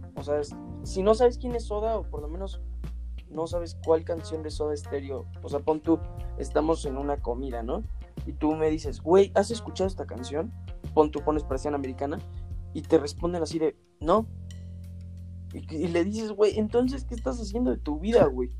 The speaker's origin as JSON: {"language": "Spanish", "country": "Mexico", "said": "somos mexicanos"}